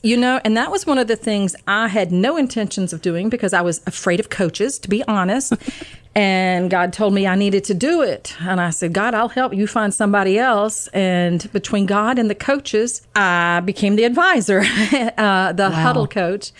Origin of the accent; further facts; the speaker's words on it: Georgia, United States; moved away as an adult; now in Maryland, United States; I'm originally from Georgia, but I have been in Maryland for 34 years